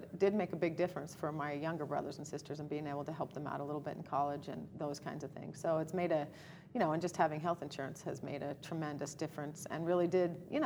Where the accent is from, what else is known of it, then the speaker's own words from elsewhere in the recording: Townsend, Montana, United States; I grew up in Townsend, Montana. Big town, population 1,200. Born and raised there.